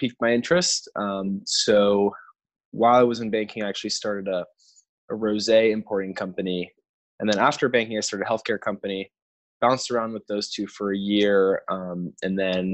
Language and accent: English; New York City, New York, United States; also born or lived in Chicago; So I grew up in New York City.